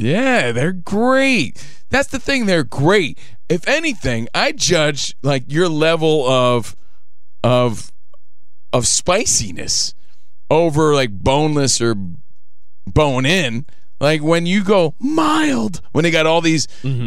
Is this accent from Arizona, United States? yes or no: no; Union, New Jersey, United States; now in Los Angeles, United States; I'm just a kid from Union, New Jersey